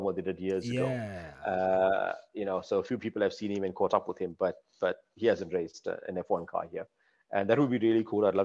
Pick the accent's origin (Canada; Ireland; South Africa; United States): South Africa; Durban, KwaZulu-Natal; also born or lived in Cape Town; the coast in Durban, my hometown